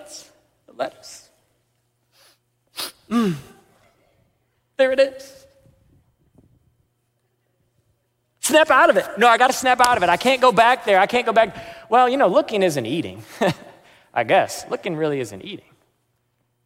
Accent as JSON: {"language": "English", "country": "United States", "said": "I'm American."}